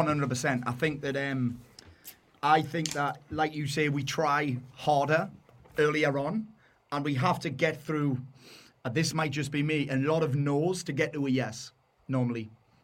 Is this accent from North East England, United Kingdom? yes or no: yes; South Shields, North East England, United Kingdom; accent: Geordie; I am from South Shields.